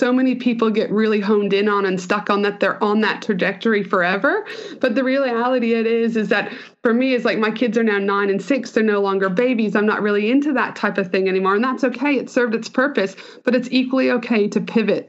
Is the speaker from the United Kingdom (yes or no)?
no; Canada; I'm Canadian, so I always start with that because I'm a super proud Canadian